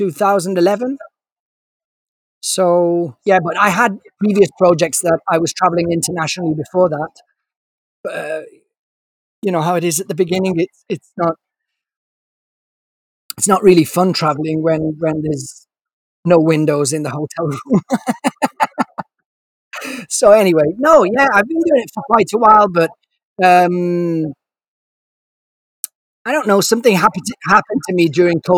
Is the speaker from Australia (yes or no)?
no; Turin, Piedmont, Italy; also born or lived in London; now in Milan, Italy; I was born in Turin, and I've been in Italy ever since. I've been raised in Italy, studied in Italy